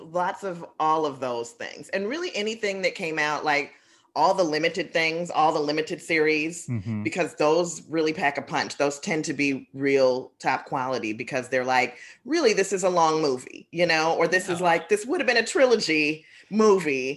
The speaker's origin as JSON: {"language": "English", "town": "Chicago", "region": "Illinois", "country": "United States", "said": "I'm from the South Side."}